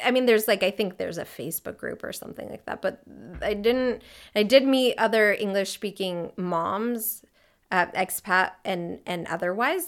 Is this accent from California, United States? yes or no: yes; California, United States; moved away as an adult; also born or lived in Mexico City, Mexico / New York, United States; now in Freiburg, Germany; I grew up a lot in California